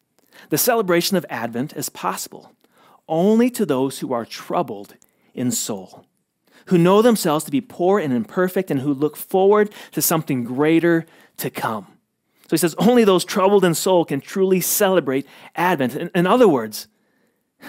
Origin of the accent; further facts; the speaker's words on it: United States; as an American